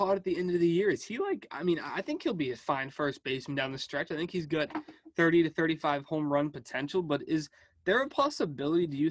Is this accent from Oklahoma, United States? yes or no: no; Massachusetts, United States; I'm from Massachusetts